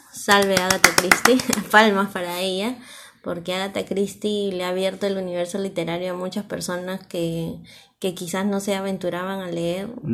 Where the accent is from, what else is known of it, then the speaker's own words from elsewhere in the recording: Peru; nosotros somos de Perú